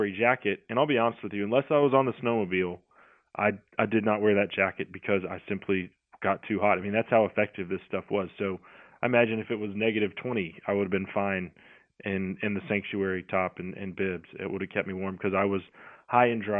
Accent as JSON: {"language": "English", "region": "Texas", "country": "United States", "said": "as a Texan, you know, I've been cold before"}